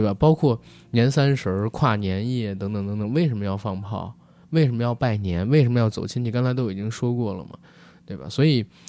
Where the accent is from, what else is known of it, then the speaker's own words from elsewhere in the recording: Beijing, China; 我作为一个北京人